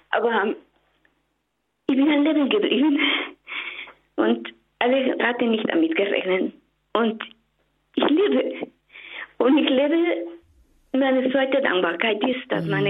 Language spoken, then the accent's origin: German; Mexico; German is a second language; now in Germany; Bitte gewöhnen Sie sich an meinen Akzent, ich komme aus Mexiko.